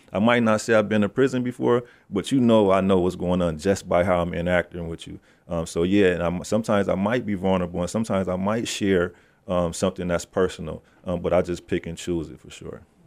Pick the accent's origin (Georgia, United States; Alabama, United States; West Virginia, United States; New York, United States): New York, United States; Sayo Street; I come from Sayo Street.